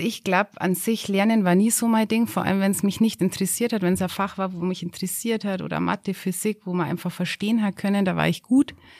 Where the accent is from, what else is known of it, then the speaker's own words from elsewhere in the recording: Schöneck, Bavaria, Germany; Ich bin aufgewachsen in Schöneck. Wer das nicht kennt, das ist so die Grenze vom Garmisch-Partenkirchner Landkreis zwischen Rottenbuch